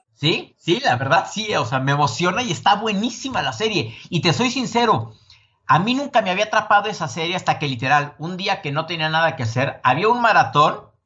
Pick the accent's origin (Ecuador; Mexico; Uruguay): Mexico; yo, el mexicano